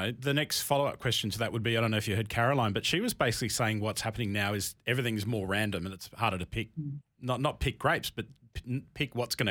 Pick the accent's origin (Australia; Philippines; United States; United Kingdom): Australia; as an Australian